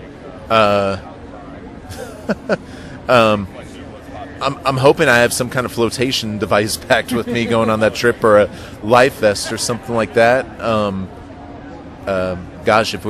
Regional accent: Miami, Florida, United States; I remember growing up in Miami, and Florida

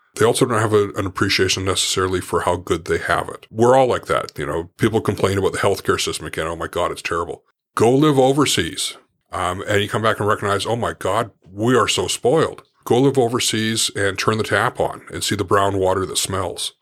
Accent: Port Moody, British Columbia, Canada; I grew up in Port Moody, rel, it was a small town then.

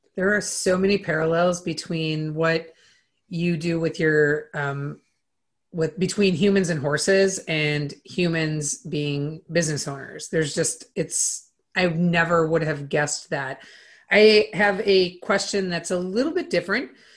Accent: Minnesota, United States; I grew up on a farm. I grew up in Minnesota

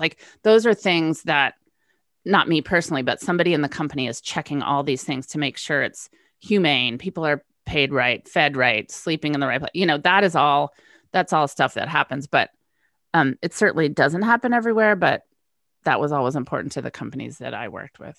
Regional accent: West Coast, United States; moved away; West Coast girl moves east.

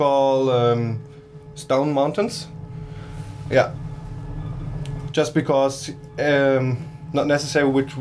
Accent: Germany; now in Leogang, Austria; I'm from Germany, from West Germany, next to the border to the Netherlands.

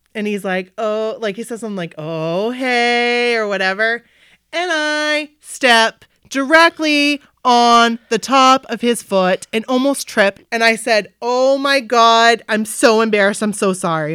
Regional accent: Bangor, Maine, United States; I'm from Bangor.

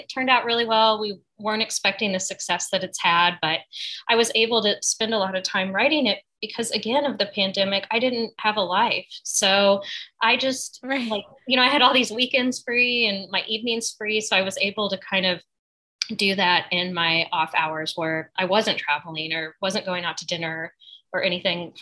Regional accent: Springfield, Missouri, United States; moved away as an adult; also born or lived in San Francisco / New Orleans; now in New York, United States; I grew up in the Ozarks

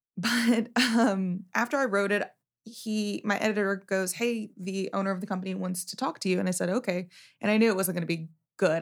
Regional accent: Wichita Falls, Texas, United States; moved away as an adult; also born or lived in Louisiana; I grew up in Wichita Falls.

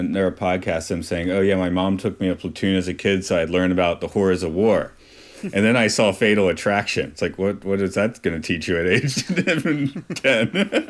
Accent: United States; I'm an old fart. It was glory when I was in school. Well, also because I'm American.

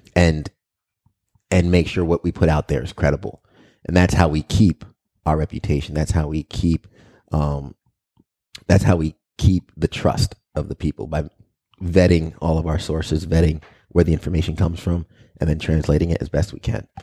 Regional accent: Long Island, New York, United States; also born or lived in Albany, New York; I grew up in Long Island

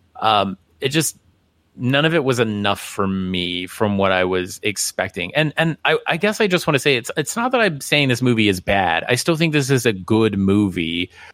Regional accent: Midwest, United States; I grew up in the Midwest

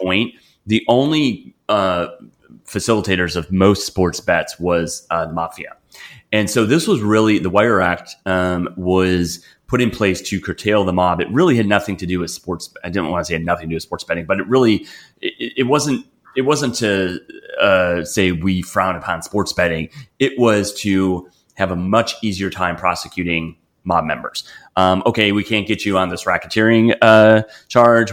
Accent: Wisconsin, United States; growing up in Wisconsin

